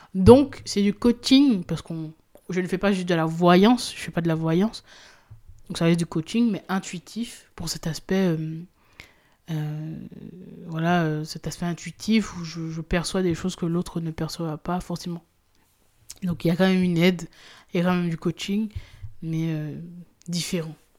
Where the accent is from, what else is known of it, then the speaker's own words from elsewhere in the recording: Guadeloupe; moved away; je suis originaire de la Guadeloupe